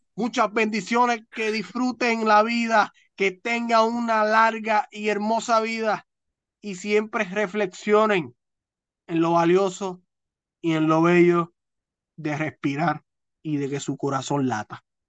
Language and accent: Spanish; Santa Isabel, Puerto Rico; a mi pueblo, a mi amado pueblo de Santa Isabel de Hungría